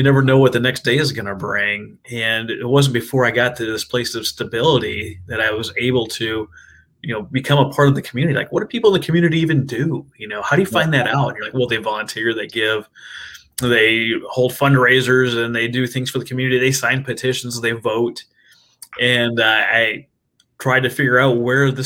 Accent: Minnesota, United States; moved away as an adult; now in Oklahoma, United States; I'm originally from Minnesota. I'm an Okie transplant.

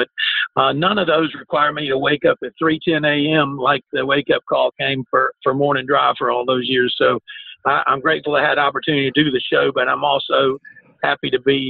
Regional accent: South Carolina, United States; also born or lived in Cleveland, Tennessee; I was born in Tennessee, Cleveland, Tennessee, as you mentioned, but I grew up in South Carolina, just on the southern side of Charlotte, just actually a few hundred yards inside the state.

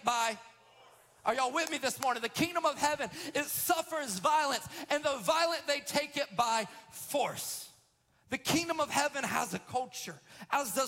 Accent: Florida, United States; I'm first generation Floridian, the product of Alabama and Georgian love

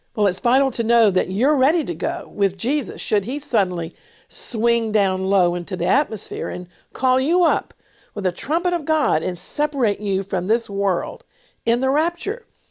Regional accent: United States; now in Israel; today, I live in England, in Israel, but I was born in America

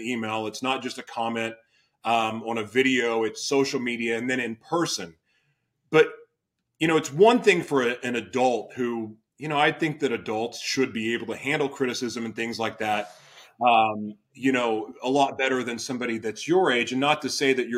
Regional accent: Oklahoma City, Oklahoma, United States; moved away; I'm originally from Oklahoma City.

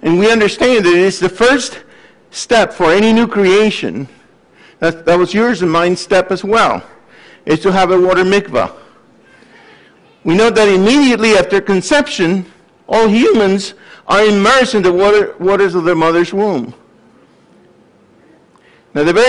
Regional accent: Puerto Rico; now in Gainesville, United States; I came from Puerto Rico, studied at the University of Florida, became a faculty member there

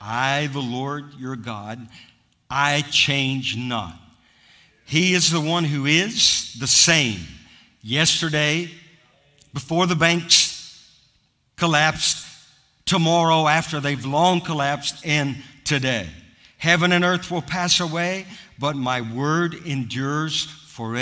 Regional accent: United States; I'm American

